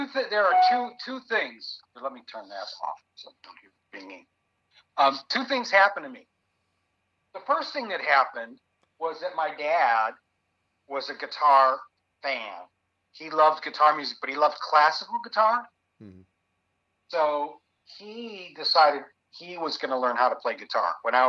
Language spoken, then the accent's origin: English; Chicago, Illinois, United States; accent: Chicago; I can hear the Chicago in your accent because I am also from Chicago.